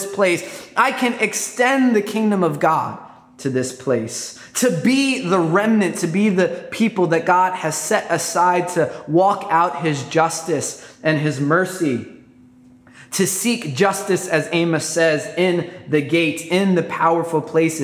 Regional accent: New York, United States; I grew up in New York, and I tell everybody I'm a New York mutt.

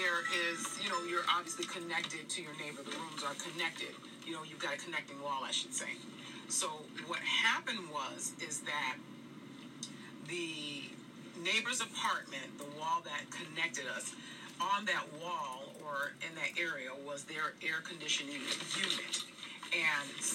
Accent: Northeast, United States; I grew up in the Northeast

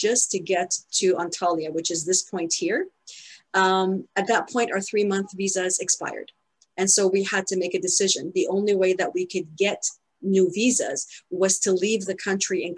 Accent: Ottawa, Ontario, Canada; moved away as an adult; also born or lived in Spain; now we've come back to live in my hometown, which is Ottawa

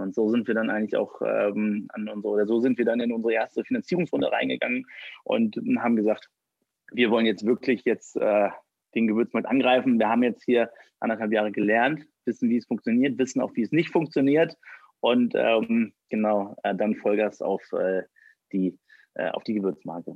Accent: Düsseldorf, North Rhine-Westphalia, Germany; 33, gebürtig aus Düsseldorf und hier in Düsseldorf sitzen wir auch

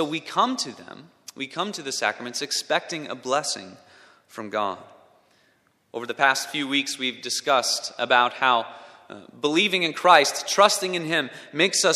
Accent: Minnesota, United States; moved away; When I was in elementary school, I grew up in Minnesota

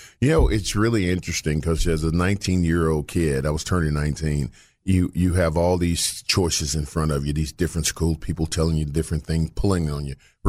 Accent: Little Rock, Arkansas, United States; No, I grew up in Elbow off Chester and then High Street. So I was

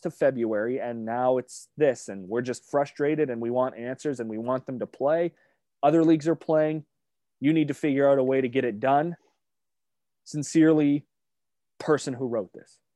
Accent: Hamilton, Ontario, Canada; now in Brantford, Canada; I was born in Hamilton

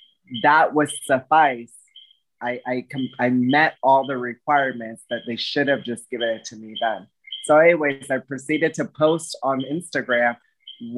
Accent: Bayamón, Puerto Rico; moved away; also born or lived in Washington, D.C.; now I'm a Bayamón housewife in my hometown

